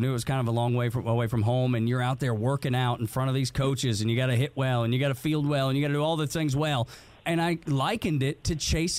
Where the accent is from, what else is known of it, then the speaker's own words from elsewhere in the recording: Dalton, Georgia, United States; I'm from Dalton.